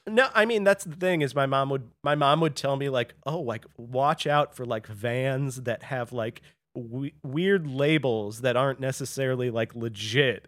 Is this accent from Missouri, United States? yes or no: yes; St. Louis, Missouri, United States; I grew up in Saint Louis